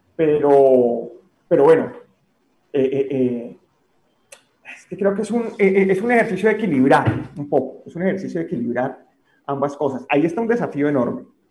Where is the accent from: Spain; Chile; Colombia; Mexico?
Colombia; como colombianos